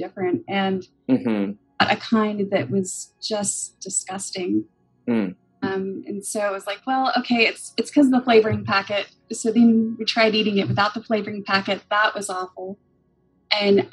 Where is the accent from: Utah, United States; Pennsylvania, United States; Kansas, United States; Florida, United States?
Kansas, United States; I was born and raised in Kansas